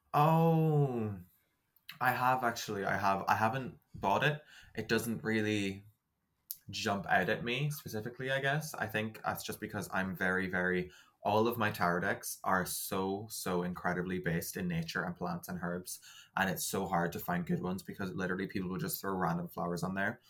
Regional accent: Ireland; I make bread because I'm very Irish

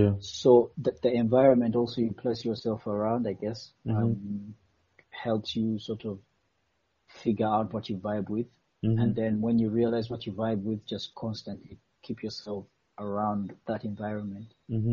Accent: Eastern Region, Uganda; Because I'm Mugwere

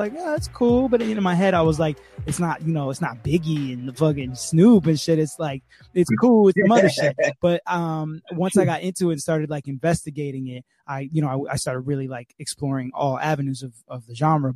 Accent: Hollywood, Florida, United States; also born or lived in England / North Miami Beach, Florida / Miami, Florida; I came from England when I was like 5. And then we moved first to NMB, and I went to like elementary school in North Miami Beach

